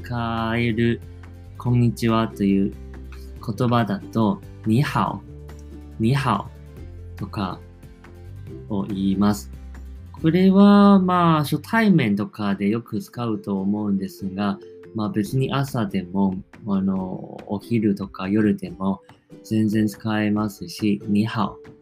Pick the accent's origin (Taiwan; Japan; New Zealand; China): Taiwan; accent: Taiwanese; first language Chinese; Japanese is a second language; 自分は台湾出身なので、もちろん、まあ、中国語も台湾なまりになってる